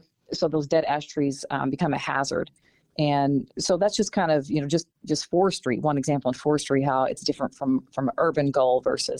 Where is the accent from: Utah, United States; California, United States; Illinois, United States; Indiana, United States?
Illinois, United States; Southern; I'm from Southern Illinois where we had coal mines